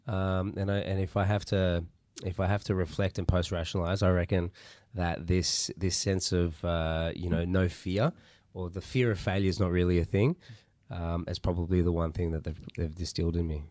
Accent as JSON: {"language": "English", "town": "Melbourne", "region": "Victoria", "country": "Australia", "tie": "born or raised there", "said": "I'm Melbourne born and bred. Uh, so I've been, I've been here for most of my life"}